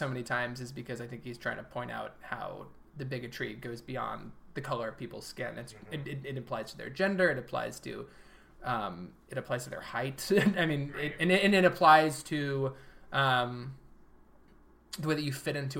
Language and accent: English; Midwest, United States; growing up in the Midwest.